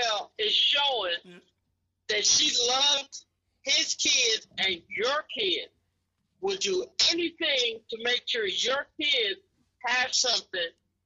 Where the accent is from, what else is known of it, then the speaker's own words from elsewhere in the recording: Bermuda; moved away; I'm originally from Bermuda.